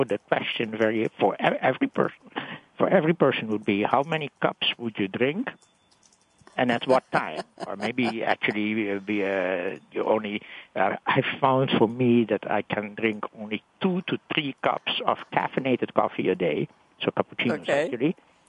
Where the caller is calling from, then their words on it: New York, United States; also from New York.